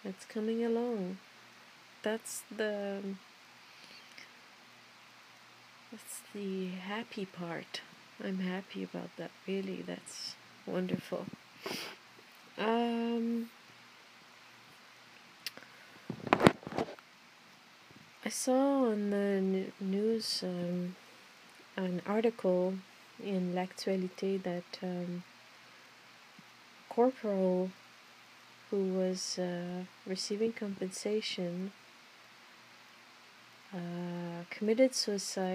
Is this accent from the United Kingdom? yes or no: no; Canada; I'm really proud of being Canadian, and French Canadian